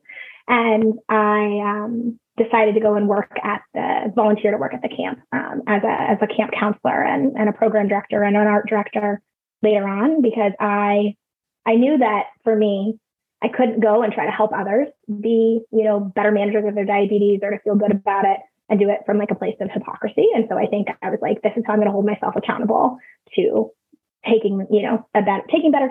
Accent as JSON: {"language": "English", "region": "California", "country": "United States", "tie": "born or raised there", "said": "I grew up in California"}